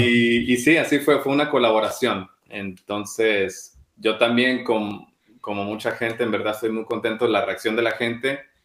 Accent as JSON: {"language": "Spanish", "country": "Mexico", "moved": "as an adult", "lives_now": "London, United Kingdom", "said": "siendo mexicano"}